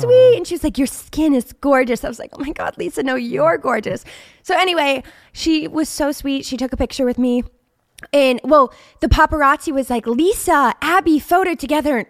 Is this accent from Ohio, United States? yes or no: yes; Steubenville, Ohio, United States; I was born in a small town called Steubenville, Ohio